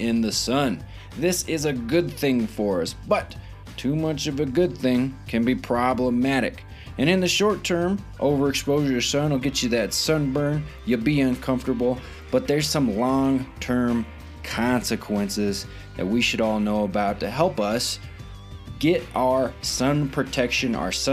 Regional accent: Arizona, United States; now in San Luis Valley, Colorado, United States; growing up in Arizona, out in the sun all the time, moving to Colorado

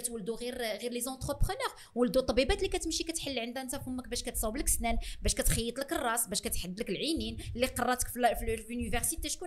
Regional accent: Morocco; احنا كان احنا احنا مغاربه

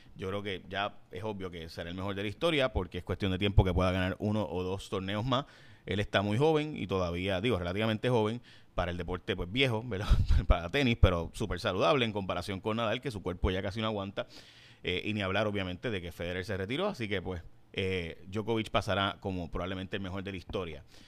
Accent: San Lorenzo, Puerto Rico; mi pueblo en San Lorenzo

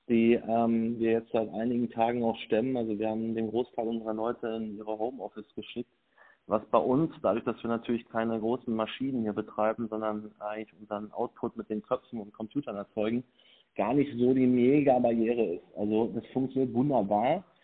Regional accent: Lüdenscheid, North Rhine-Westphalia, Germany; born there; Okay, ich bin … bin 38 Jahre alt, Familienpapa, gebürtiger Lüdenscheider, Hausbesitzer, Unternehmer und voll leidenschaftlicher Ehrenamtler dieser Stadt.

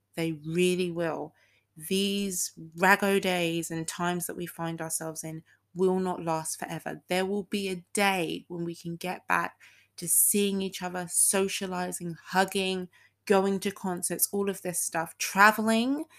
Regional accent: United Kingdom; also born or lived in Texas; I used to live in Texas, so even though I am fully British, I have a bit of Texan in me

